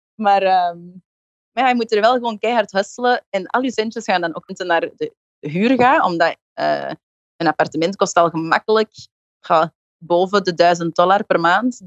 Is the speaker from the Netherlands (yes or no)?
no; Belgium; moved away as an adult; now in New York, United States; ik ben een zangeresje uit België